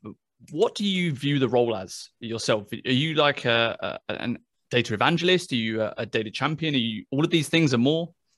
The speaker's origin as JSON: {"language": "English", "country": "United Kingdom", "said": "I'm British"}